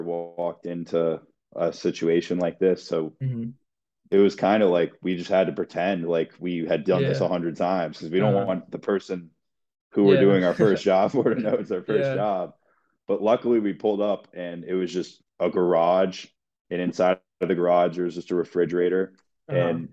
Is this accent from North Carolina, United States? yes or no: no; Rockville, Maryland, United States; I'm from Rockville, Maryland